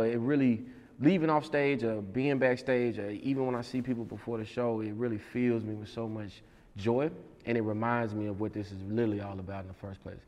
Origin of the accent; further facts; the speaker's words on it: Mississippi, United States; moved away; also born or lived in Alabama / Atlanta / New York / Texas; I'm from Mississippi